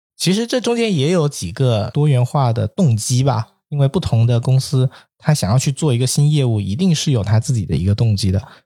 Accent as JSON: {"language": "Chinese", "region": "Guangdong", "country": "China", "tie": "born or raised there", "moved": "yes", "said": "特别在我老家那边，广东潮汕"}